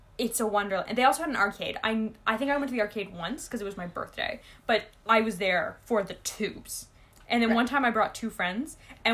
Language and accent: English; Ontario, Canada; I grew up in Ontario